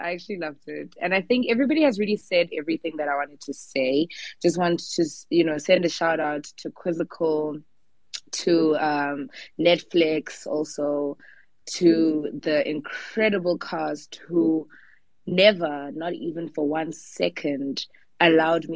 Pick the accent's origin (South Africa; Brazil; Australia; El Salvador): South Africa; we are South African artists